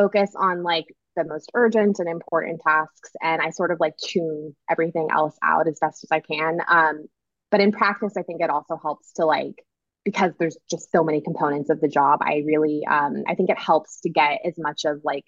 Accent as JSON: {"language": "English", "region": "Southern California", "country": "United States", "tie": "born or raised there", "said": "I grew up in Southern California"}